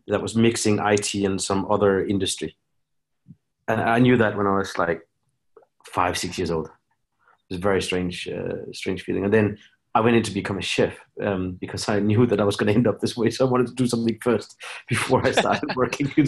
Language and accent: English; Denmark; I grew up in Denmark.